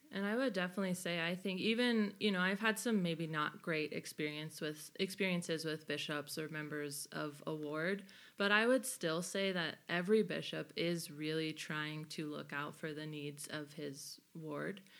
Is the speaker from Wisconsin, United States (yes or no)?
no; Bay Area, California, United States; moved away as an adult; also born or lived in Bethlehem, Pennsylvania; I am from the Bay Area, so I'm from California